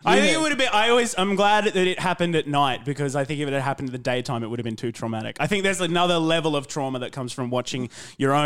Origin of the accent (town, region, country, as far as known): Ipswich, Queensland, Australia; born or raised there